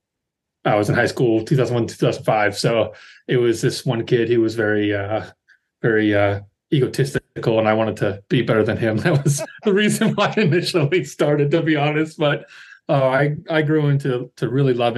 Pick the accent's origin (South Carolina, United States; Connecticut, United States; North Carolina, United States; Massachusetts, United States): North Carolina, United States; Wilmington; I am from Wilmington, North Carolina